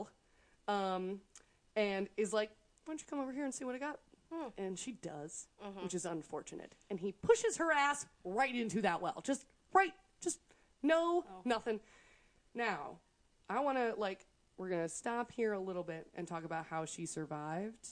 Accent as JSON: {"language": "English", "country": "United States", "said": "we're American"}